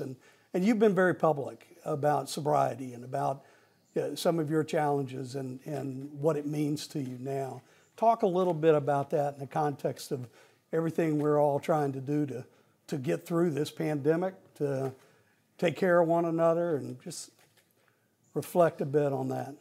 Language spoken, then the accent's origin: English; Arkansas, United States; moved away as an adult; now in North Carolina, United States; Arkansas is, is a big, my home state